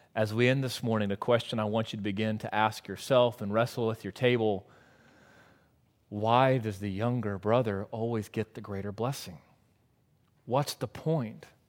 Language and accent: English; United States